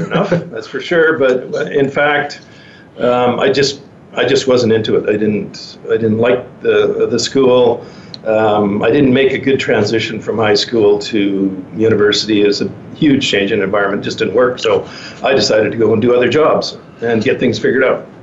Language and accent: English; Penticton, British Columbia, Canada; moved away; also born or lived in Vancouver; I'm um, from uh, born and raised in Penticton, British Columbia.